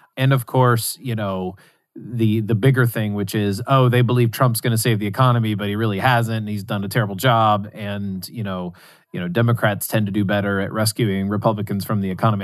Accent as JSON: {"language": "English", "region": "West Virginia", "country": "United States", "tie": "born or raised there", "said": "where I grew up in West Virginia"}